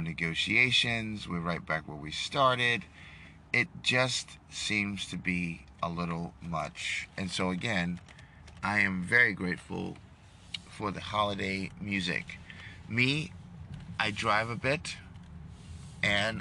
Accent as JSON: {"language": "English", "region": "New York", "country": "United States", "moved": "yes", "lives_now": "Texas, United States", "said": "I'm from New York"}